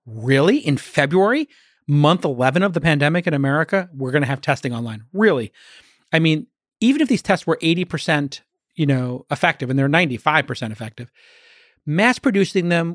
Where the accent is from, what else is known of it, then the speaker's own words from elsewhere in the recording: New York City, New York, United States; I was a kid from Brooklyn, went to school at night